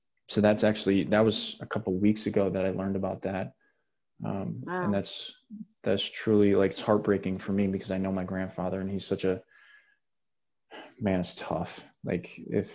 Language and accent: English; Janesville, Wisconsin, United States; outside of Janesville, which is where my hometown is